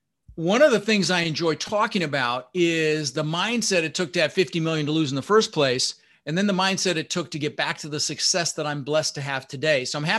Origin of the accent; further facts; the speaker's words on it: Denver, Colorado, United States; also born or lived in Netherlands; I was born in the Netherlands, you know, Holland, wooden shoes, windmills. And we immigrated and we ended up in Denver, Colorado, and we grew up struggling.